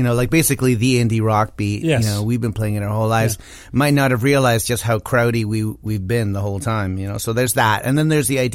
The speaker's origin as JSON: {"language": "English", "country": "Chile", "tie": "born or raised there", "moved": "yes", "lives_now": "Canada", "said": "I was born in Chile"}